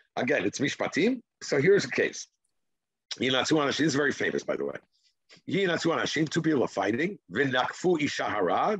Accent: Israel; English is a second language; That's my Israeli background

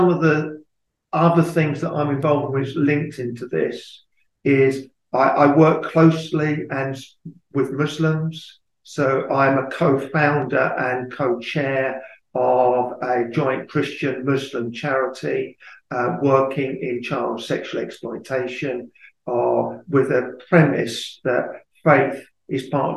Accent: Luton, East of England, United Kingdom; I lead the church in Luton, which is my hometown

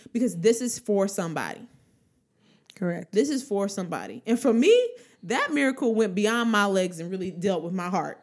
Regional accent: Trotwood, Ohio, United States; I grew up in Trotwood, but the church I went to wasn't in Trotwood

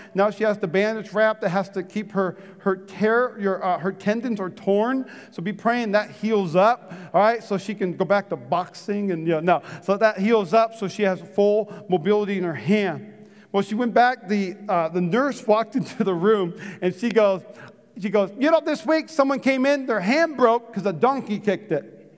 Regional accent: Fargo, North Dakota, United States; I grew up in North Dakota in Fargo

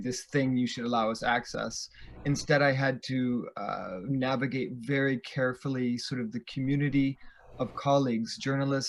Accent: United States; as an American

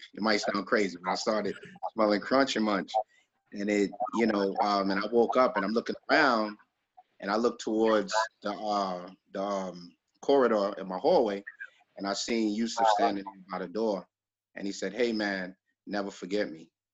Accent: New York City, New York, United States; I was raised in Flatbush

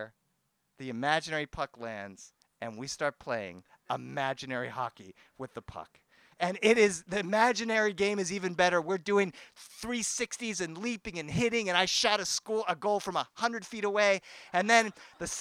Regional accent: Boston, Massachusetts, United States; born or raised there; now in Los Angeles, United States

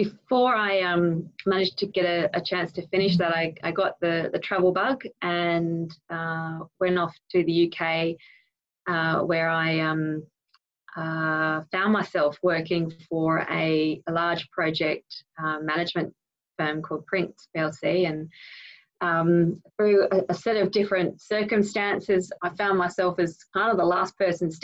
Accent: Sydney, New South Wales, Australia; I grew up in the North Shore of Sydney

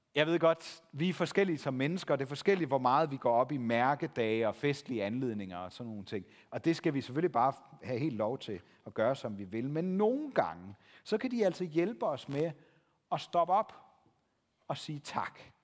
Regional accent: Denmark; som danskere

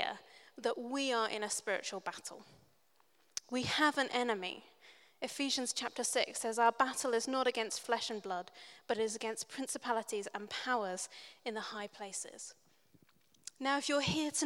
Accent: New Zealand; I grew up in New Zealand. My family are all English

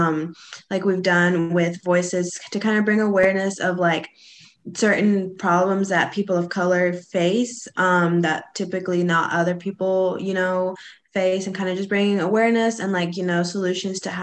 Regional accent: Heber Springs, Arkansas, United States; My hometown is Heber Springs, Arkansas.

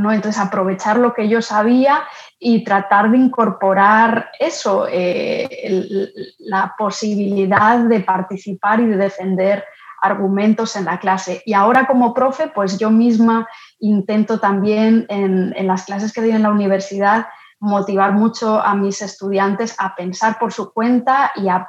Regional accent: Madrid, Community of Madrid, Spain; moved away as an adult; now in New York, United States; Soy de Madrid y llegué hace ocho años y medio a Estados Unidos. Vine para estudiar al principio una maestría de escritura creativa en español en NYU

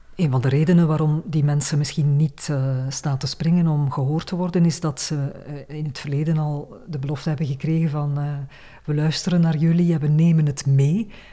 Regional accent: Flanders, Belgium; bij ons in Vlaanderen

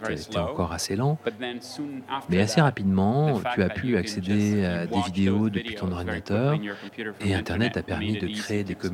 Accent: Argentina; moved away; also born or lived in Barcelona, Spain; Je viens d'Argentine

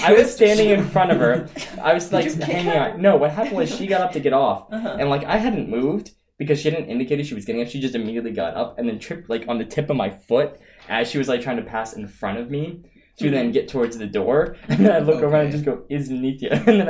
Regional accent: United States; now in Saint Petersburg, Russia; They usually find out that I'm American very quickly.

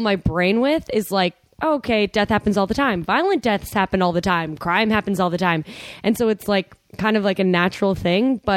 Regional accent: Chicago, Illinois, United States; I'm from Chicago

